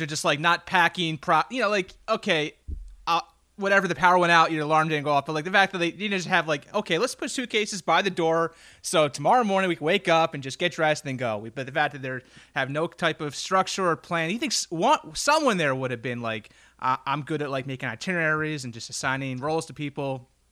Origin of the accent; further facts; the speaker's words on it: Philadelphia, Pennsylvania, United States; growing up in Roxborough, Pennsylvania